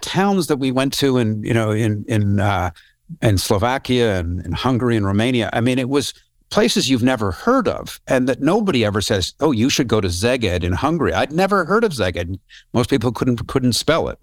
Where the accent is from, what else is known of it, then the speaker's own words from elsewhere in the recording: Canada; I'm from Canada and I, I grew up doing wilderness canoe trips in, uh, Northern Ontario